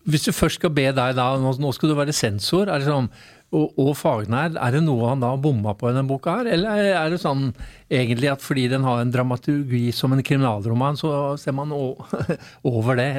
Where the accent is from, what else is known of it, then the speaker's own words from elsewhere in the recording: Oslo, Norway; når jeg vokste opp på Bokerud, så når jeg så denne T-en, så tenkte jeg bare der er byen.